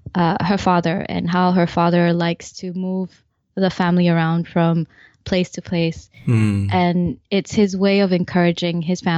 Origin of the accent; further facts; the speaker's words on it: Malaysia; also born or lived in Canada; Then I returned back to Malaysia for my secondary schooling. Mm-hmm. And I picked up my Malaysian accent from my Canadian accent.